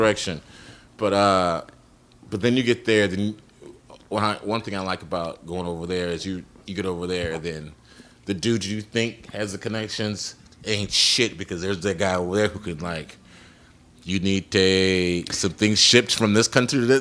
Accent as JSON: {"language": "English", "town": "Chicago", "region": "Illinois", "country": "United States", "said": "I'm from Chicago"}